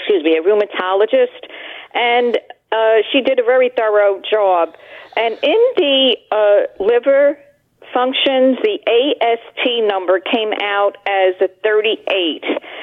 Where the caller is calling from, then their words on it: Somerset, New Jersey, United States; I'm in from Somerset, New Jersey.